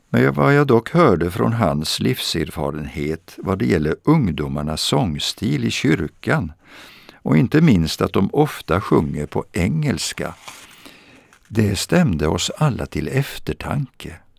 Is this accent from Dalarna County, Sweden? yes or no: no; Vadstena, Östergötland, Sweden; Vadstena i centrum. Där växte jag upp